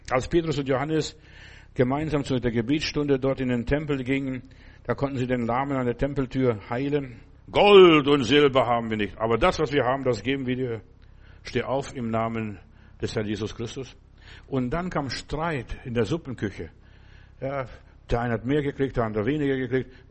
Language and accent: German; Klaipėda, Klaipėda County, Lithuania; Als ich jetzt in, vor Jahren mal in Memel, da wo ich herkomme, war und die Gegend besucht habe